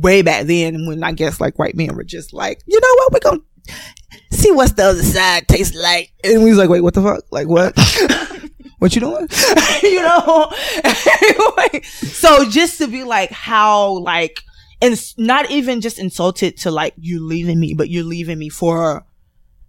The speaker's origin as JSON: {"language": "English", "region": "Texas", "country": "United States", "said": "I'm from Texas"}